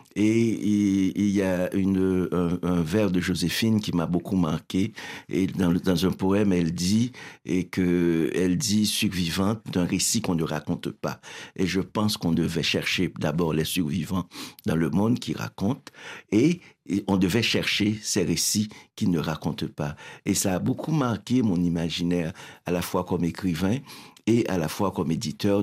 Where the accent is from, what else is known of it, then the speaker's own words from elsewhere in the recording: Haiti; now in Montreal, Canada; je viens d'Haïti